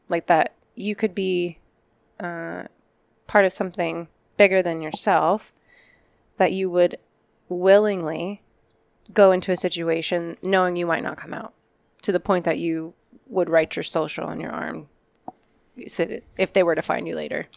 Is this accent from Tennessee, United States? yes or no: no; Glendale, Arizona, United States; I grew up in Glendale